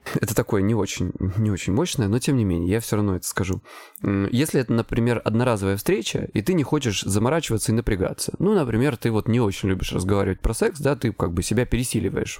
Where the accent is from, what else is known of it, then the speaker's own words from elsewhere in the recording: Krasnodar Krai, Russia; я с Кубани